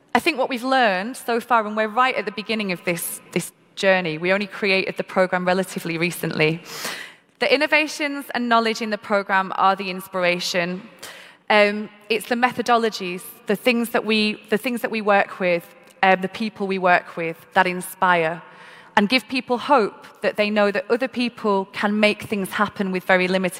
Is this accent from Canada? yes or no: no; Manchester, North West England, United Kingdom; I'm from Manchester in the UK and had the opportunity to go to school and be educated.